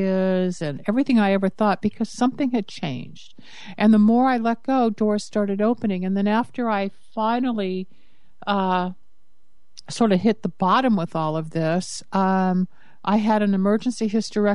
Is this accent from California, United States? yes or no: yes; Los Angeles, California, United States; also born or lived in Michigan; I grew up here in Los Angeles, California, which is where I'm based